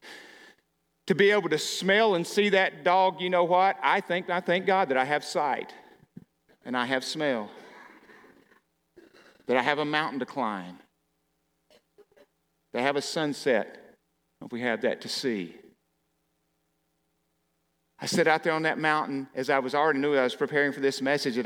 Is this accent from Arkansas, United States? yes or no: yes; Arkansas, United States; moved away; I grew up in Arkansas